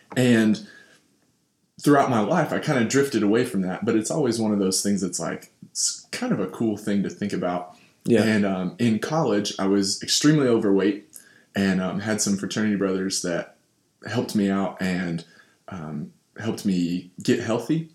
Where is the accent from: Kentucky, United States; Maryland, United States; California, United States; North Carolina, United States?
Kentucky, United States; Louisville; I am from Louisville, Kentucky